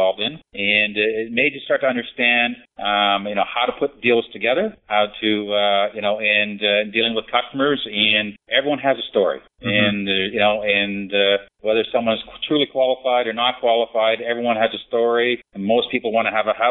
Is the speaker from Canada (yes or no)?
yes; West Coast, British Columbia, Canada; I came from the West Coast, born and raised, did my schooling there. Once I finished my schooling, which was BCIT, British Columbia Institute of Technology